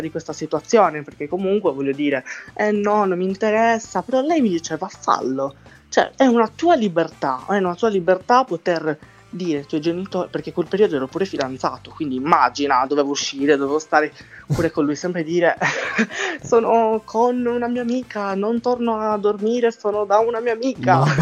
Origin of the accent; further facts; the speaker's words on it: Sardinia, Italy; accent: Sardinian; il mio accento, se, se parlo con i sardi, dicono che non sono sardo, ok? Perché Guarda, l'accento sardo è ancora più marcato, molto di più del mio